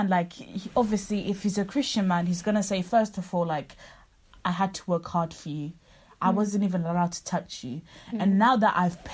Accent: Zimbabwe; first language Shona; English is a second language; the greatest value I have as a Zim thing is my mother tongue

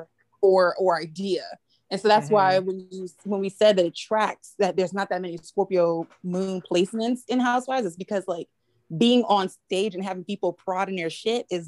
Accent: New York City, New York, United States; as a New Yorker

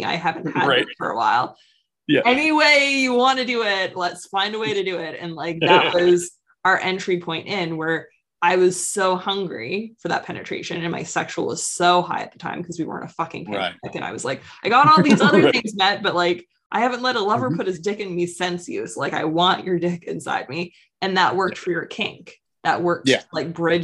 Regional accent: East Coast of Canada, Canada; I'm from the East Coast of Canada

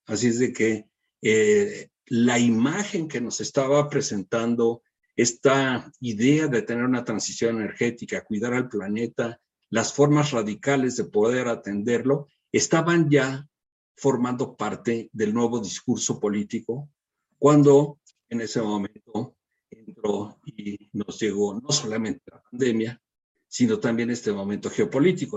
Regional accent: Mexico

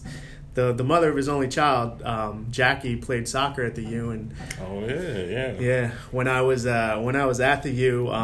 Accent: Philadelphia, Pennsylvania, United States; moved away as an adult; now in Miami, United States; I'm originally from Philadelphia, born and raised there. I moved down to Miami in 2000

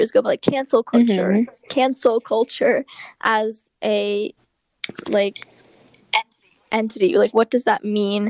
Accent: Berkeley, California, United States; we're from the Bay Area, we're from like, it was like Berkeley area

